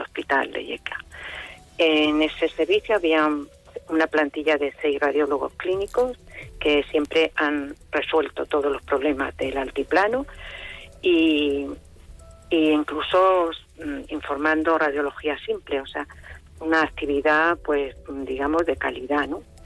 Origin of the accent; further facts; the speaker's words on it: Region of Murcia, Spain; also born or lived in Yecla; soy murciana, pero no yeclana, pero mm, viví aquí y trabajé aquí